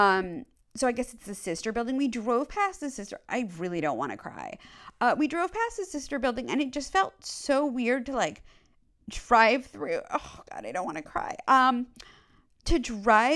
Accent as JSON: {"language": "English", "town": "New York City", "region": "New York", "country": "United States", "tie": "born or raised there", "moved": "yes", "said": "I grew up on the Upper East Side. I grew up on 63rd between York and 1st"}